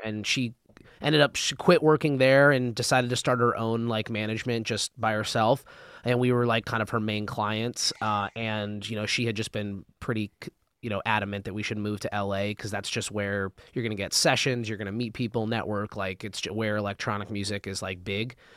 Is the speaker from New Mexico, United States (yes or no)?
yes; Albuquerque, New Mexico, United States; moved away as an adult; now in Los Angeles, United States; I was born in California, um, in L A, but I've lived my, I lived my whole life up until college in Albuquerque, New Mexico.